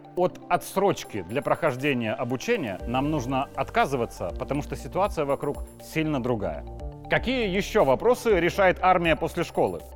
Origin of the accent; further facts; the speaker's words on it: Belarus; Мы, белорусы, мирные люди